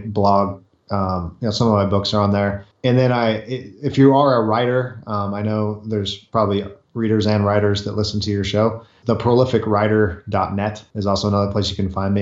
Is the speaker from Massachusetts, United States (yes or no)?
no; Southern California, United States; I grew up in California, Southern California, by the ocean